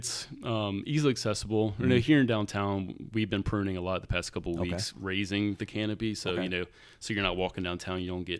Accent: Rockingham County, Virginia, United States; now in Winchester, United States; where I'm from, Rockham County.

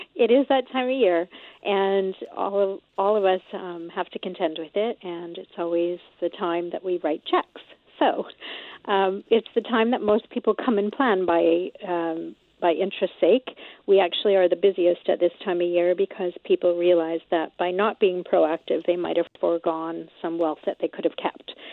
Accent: Canada; us Canadians

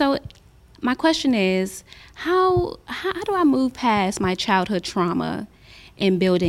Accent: Washington, District of Columbia, United States; I'm from Washington, D.C.

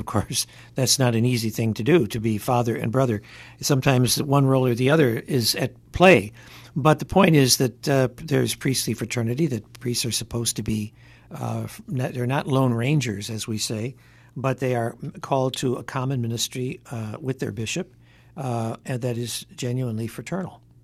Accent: Detroit, Michigan, United States; now in Hartford, United States; when I was a kid growing up in Detroit

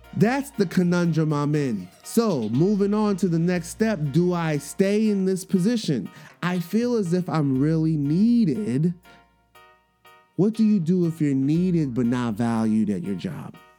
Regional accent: New York, United States; accent: New York; my New York accent just slips out

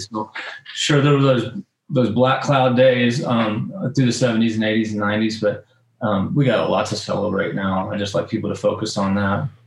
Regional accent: North Florida, United States; moved away; also born or lived in South Georgia / South Texas / the West; I'm from North Florida as a kid and you know, really grew up hunting in the South Georgia swamps

